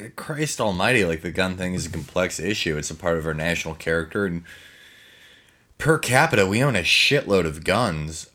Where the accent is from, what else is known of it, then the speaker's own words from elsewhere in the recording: Chicago, Illinois, United States; I'm from Chicago